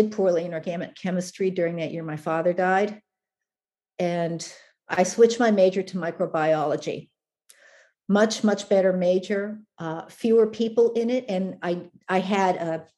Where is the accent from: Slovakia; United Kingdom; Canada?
Canada; now in United States; I was born in Canada